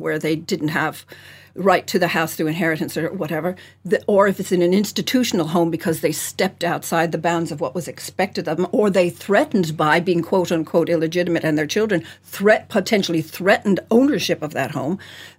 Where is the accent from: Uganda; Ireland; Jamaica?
Ireland; also born or lived in United States; I'm Irish, but I didn't always live here